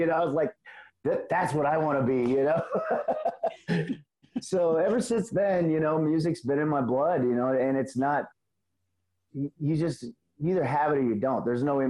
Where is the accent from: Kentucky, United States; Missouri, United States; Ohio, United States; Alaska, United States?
Missouri, United States; also born or lived in Illinois / North Carolina; I originally was born in Illinois and moved to Missouri when I was a kid. Right. And my dad had gotten custody of me, and he'd gotten remarried. So we moved to North Carolina, Jacksonville, out there at Cherry Point.